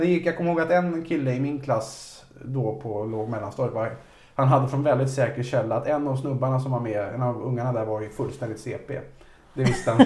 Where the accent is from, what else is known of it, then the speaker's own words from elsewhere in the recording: Vaxholm, Stockholm County, Sweden; i Vaxholm, där jag växte upp